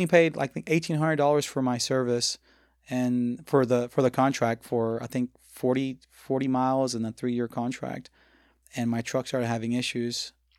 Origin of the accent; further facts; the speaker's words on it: the South, United States; growing up in the South, being named …, or in this case, …, was kind of hard, you know? So I grew up really embarrassed of my name.